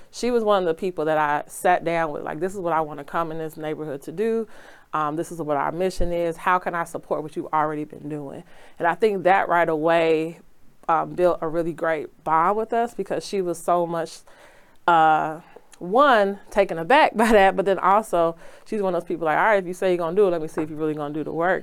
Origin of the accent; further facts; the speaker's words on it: Chicago, Illinois, United States; I grew up in Auburn, Gresham.